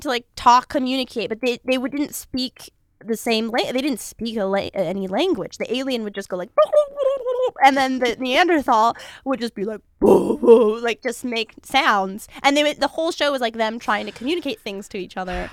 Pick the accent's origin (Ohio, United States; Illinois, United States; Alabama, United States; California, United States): California, United States; Los Angeles; I'm from, like, out near Calabasas, like Woodland Hills, West Hills